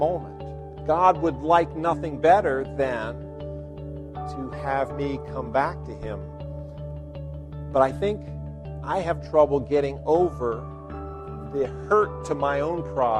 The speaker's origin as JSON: {"language": "English", "region": "Virginia", "country": "United States", "tie": "born or raised there", "said": "I grew up in Virginia, so we got a dose of that in Virginia history"}